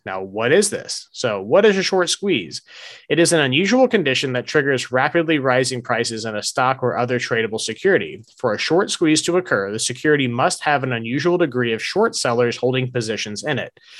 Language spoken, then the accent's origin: English; United States; also born or lived in South Georgia / Largo, Florida; growing up in North Florida and South Georgia